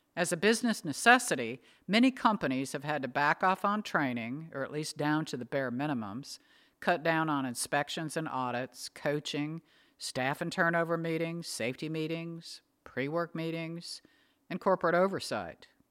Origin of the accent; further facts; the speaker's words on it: Northwest, United States; now in the South, United States; Growing up in the Northwest, we always had stocked pantries and freezers.